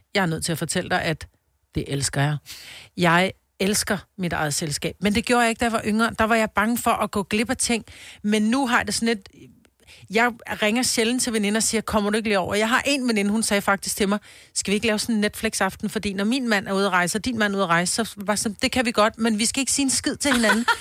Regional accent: Copenhagen, Capital Region of Denmark, Denmark; moved away; also born or lived in Roskilde / Stenløse; Jeg er født på Amager

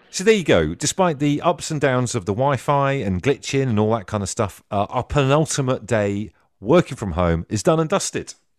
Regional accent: Trowbridge, South West England, United Kingdom; So growing up in Trowbridge, spent, like, twelve years of my life, uh, in primary school and stuff in Trowbridge

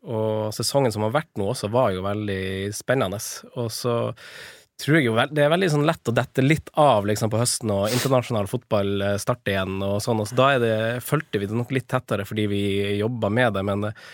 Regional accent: Finnsnes, Troms, Norway; jeg er fra Finnsnes

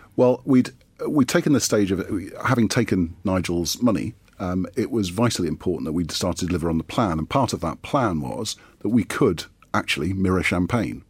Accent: Geordie, North East England, United Kingdom; as a Geordie

